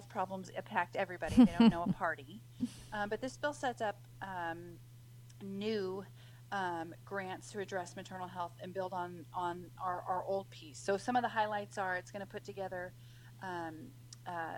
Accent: Washington, United States; my home state of Washington

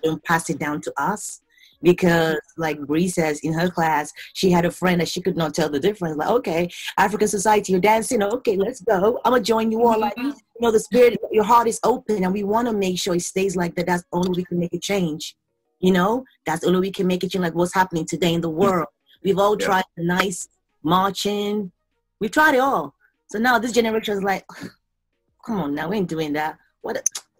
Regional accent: London, United Kingdom; also born or lived in Nigeria; now in Chicago, United States; I was born in Nigeria. I grew up in London, and now I live in Chicago. So I have been raised by three different continents

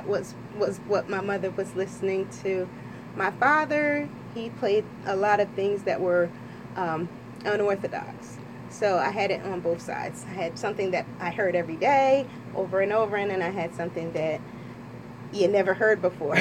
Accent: Trenton, New Jersey, United States; also born or lived in North Carolina; I'm originally from Trenton in the Hiltonia section. I went to Trenton schools. I cheered for Trenton High

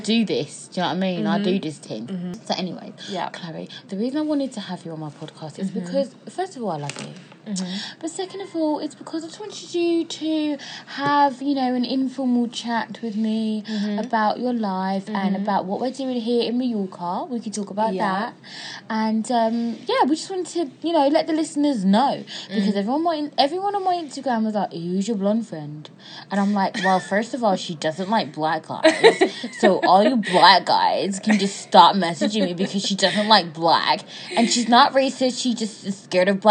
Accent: Ghana; we're both Ghanaian

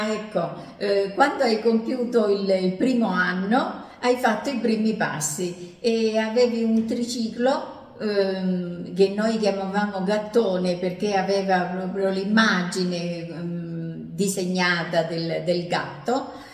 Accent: Messina, Sicily, Italy; born there; A Messina.

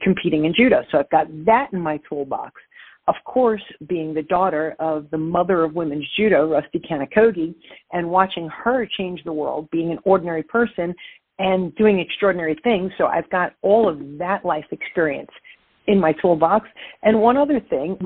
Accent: New York City, New York, United States; accent: Brooklyn; So I am from Brooklyn, New York

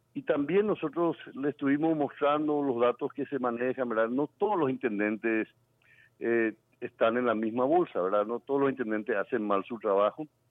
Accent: Paraguay; como paraguayo

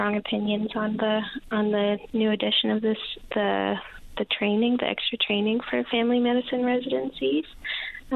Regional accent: Fredericton, New Brunswick, Canada; moved away as an adult; now in Newfoundland and Labrador, Canada; I'm from New Brunswick. I'm from Fredericton, New Brunswick.

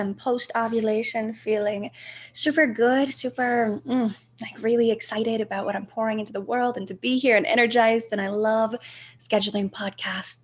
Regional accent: Ohio, United States; I'm from Ohio

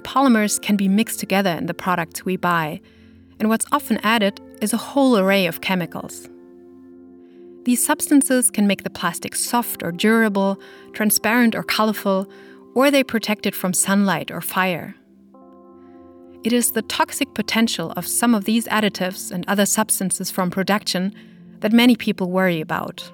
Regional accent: Germany; my home country of Germany

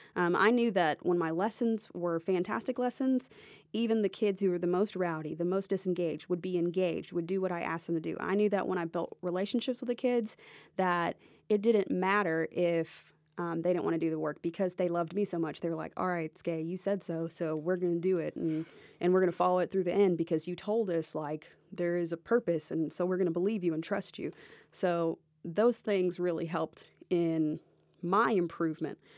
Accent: Nashville, Tennessee, United States; also born or lived in Jacksonville, Florida; originally, I grew up here in the Nashville area, so my parents still lived here

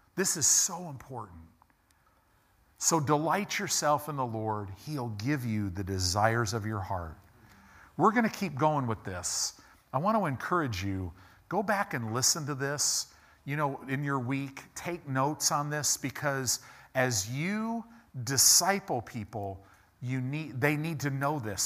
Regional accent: United States; we as American Christians

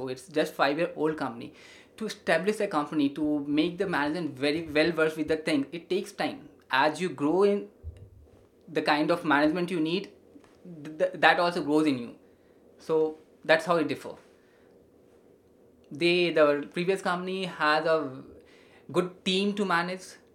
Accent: India; we are an Indian

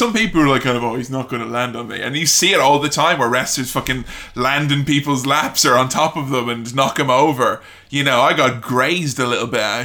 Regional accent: Ireland; growing up in Ireland

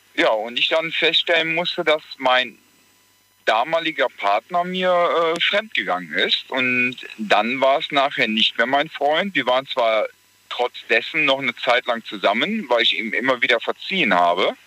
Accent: Gelsenkirchen, North Rhine-Westphalia, Germany; ich komme aus Gelsenkirchen

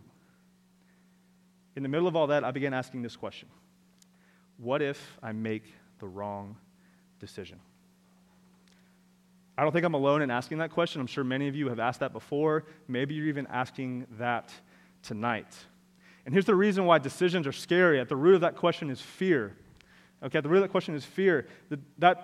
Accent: Orlando, Florida, United States; I am from Orlando

